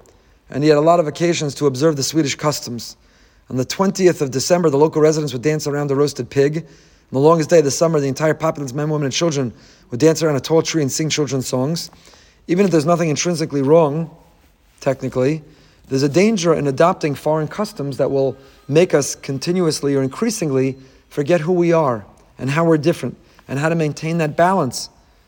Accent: New York, United States; but really, I'm still a New Yorker. I've been a New Yorker.

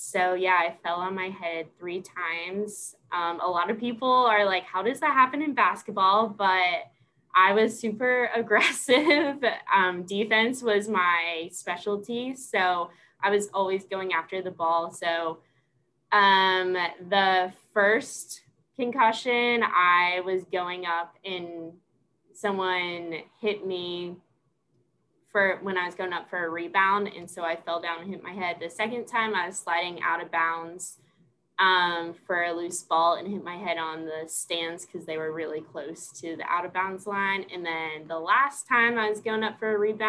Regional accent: Washington, New Jersey, United States; moved away as an adult; also born or lived in Pennsylvania / Kentucky / South Carolina; now in Clarksville, United States; I'm originally from Washington, New Jersey, which is a really small town, 15 minutes from the Pennsylvania border.

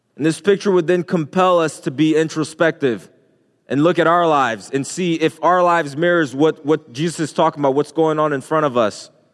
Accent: Haiti; moved away; I can remember growing up in Haiti. Um, when I was a little boy, just walking the streets, walking from school

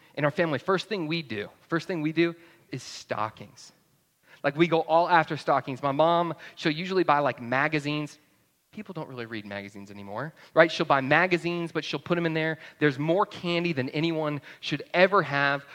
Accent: North Georgia, United States; moved away as an adult; now in New Braunfels, United States; I grew up in North Georgia

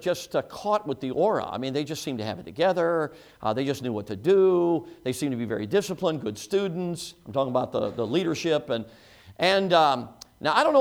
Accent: Chicago, Illinois, United States; moved away; I grew up in Chicago, as most of you know, six years old and on

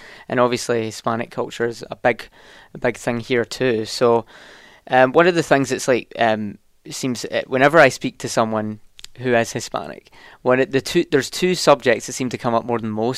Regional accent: Scotland, United Kingdom; now in North Carolina, United States; I'm from Scotland.

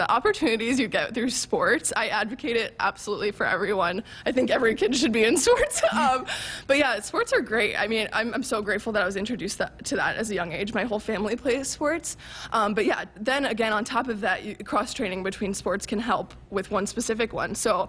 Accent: New Jersey, United States; Right. I'm from New Jersey. I'm going to be honest. I had no idea where Nebraska was

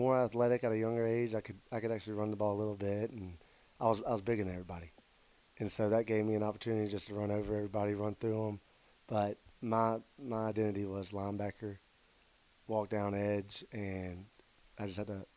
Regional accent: Mobile, Alabama, United States; at South Alabama in my hometown

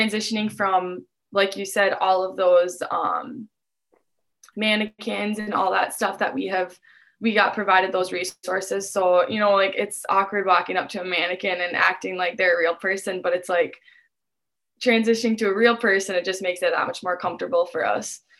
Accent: Dilworth, Minnesota, United States; I'm from Dilworth, so it's about 5 minutes away

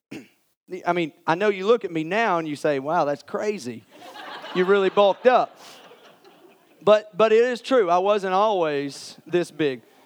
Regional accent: Morristown, Tennessee, United States; I grew up in Morristown, went to West Elementary

